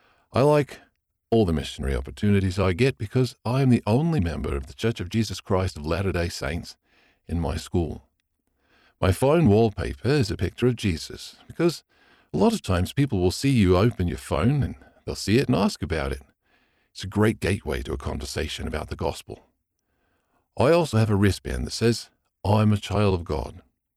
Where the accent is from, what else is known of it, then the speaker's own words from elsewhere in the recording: Melbourne, Victoria, Australia; I am 18 and I am from Glen Iris, a suburb in Melbourne, Australia.